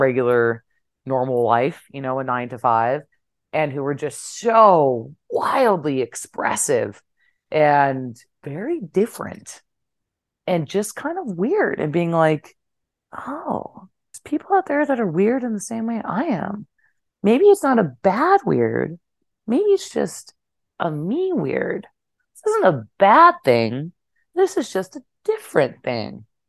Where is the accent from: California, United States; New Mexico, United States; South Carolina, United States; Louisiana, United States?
New Mexico, United States; now in New York, United States; I'm from New Mexico